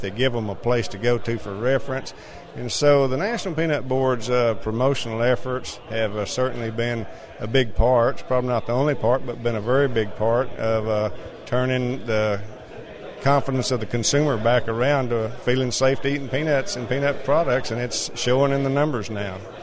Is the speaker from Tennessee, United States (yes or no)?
no; Texas, United States; I'm a farmer from Texas